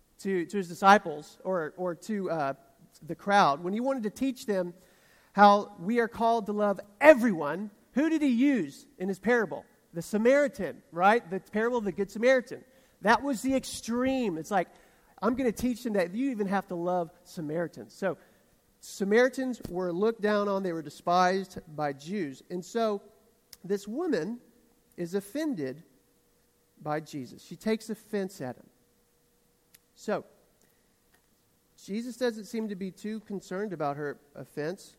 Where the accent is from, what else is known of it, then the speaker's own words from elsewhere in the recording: the South, United States; accent: southern; my accent betrayed how southern I am